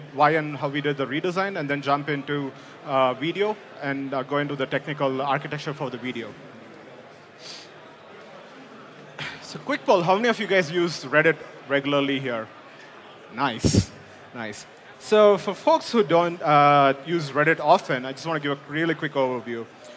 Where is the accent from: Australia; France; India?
India; moved away as an adult; now in United States; I grew up in India, came to US for my master's at Purdue University